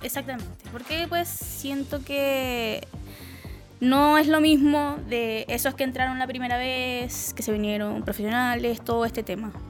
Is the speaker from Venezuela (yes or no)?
yes; Venezuela; now in Chile; me fui de Venezuela